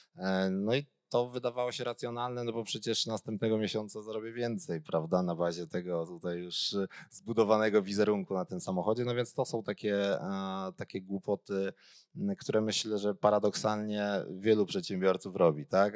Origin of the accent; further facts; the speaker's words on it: Gliwice, Silesian Voivodeship, Poland; ja jestem w ogóle z Gliwic